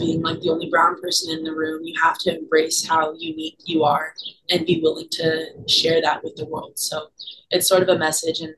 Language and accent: English; Oceanside, California, United States; coming out of Oceanside, my hometown